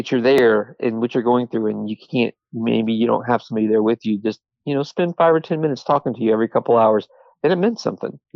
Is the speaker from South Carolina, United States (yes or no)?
yes; Charleston, South Carolina, United States; moved away; I'm originally from Charleston, South Carolina